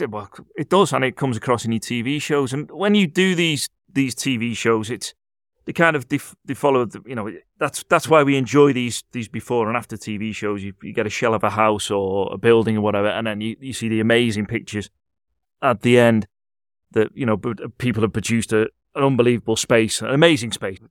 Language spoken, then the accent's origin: English; Liverpool, North West England, United Kingdom; I'm from Liverpool myself